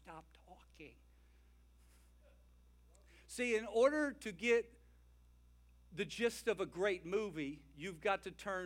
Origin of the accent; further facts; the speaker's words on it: the South, United States; I'm from the South